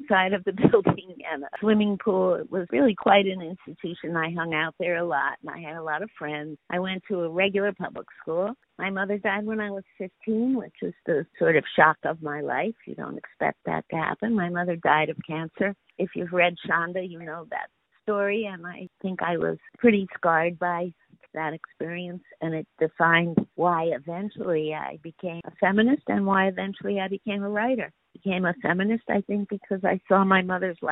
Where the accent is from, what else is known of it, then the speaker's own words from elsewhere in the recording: New York City, New York, United States; also born or lived in Bronx, New York; I was born in New York City. And my parents moved from the Bronx to Queens when I was one year old, and we lived next door to my mother's sister